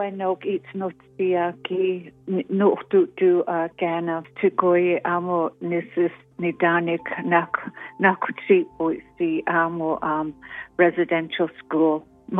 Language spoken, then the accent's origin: English; Blood Tribe, Alberta, Canada; I'm from the Blood Tribe, otherwise known as Gana Nation.